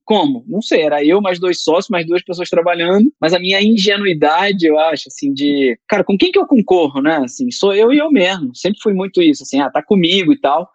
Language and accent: Portuguese; Rio de Janeiro, Brazil; moved away as an adult; now in São Paulo, Brazil; eu sou carioca, e quando eu vim para São Paulo